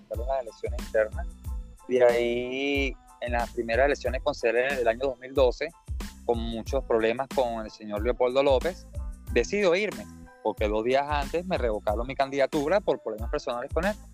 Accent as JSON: {"language": "Spanish", "country": "Venezuela", "also_born_or_lived": "Aragua, Venezuela", "said": "estoy aquí de nuevo en mi país luchando, dando la cara y denunciando"}